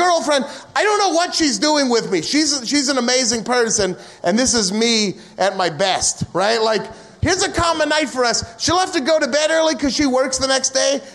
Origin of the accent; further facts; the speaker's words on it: United States; as an American